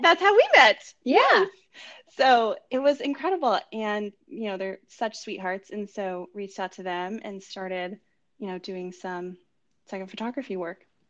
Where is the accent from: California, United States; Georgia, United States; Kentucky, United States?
California, United States; moved away as an adult; now in New York City, United States; I'm originally from California and grew up there.